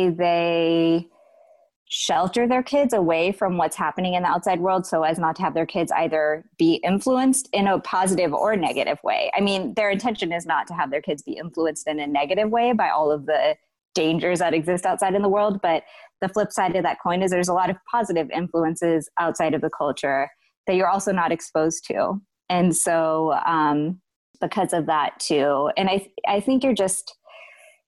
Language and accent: English; United States; I was born in the States. Yeah. So I was born in the States